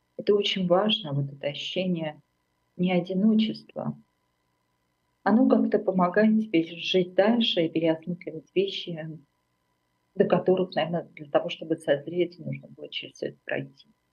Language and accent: Russian; Armenia; moved away as an adult; now in Germany; я из Армении